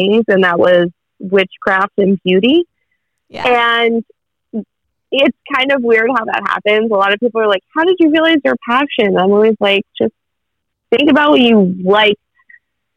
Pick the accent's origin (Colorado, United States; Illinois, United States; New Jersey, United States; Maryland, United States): New Jersey, United States; moved away as an adult; also born or lived in Florida; I grew up in New Jersey. But I moved to Florida. Oh. And then now I live in New Jersey again